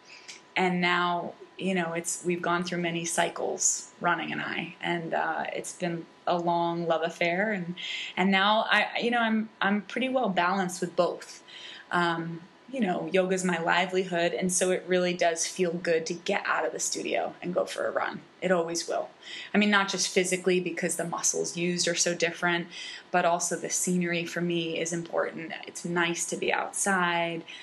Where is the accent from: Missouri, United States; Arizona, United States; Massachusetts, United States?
Massachusetts, United States; Falmouth; born or raised there